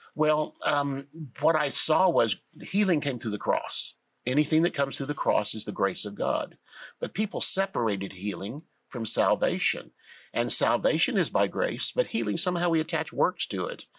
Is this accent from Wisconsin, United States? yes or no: no; Tulsa, Oklahoma, United States; I was born and raised in Tulsa.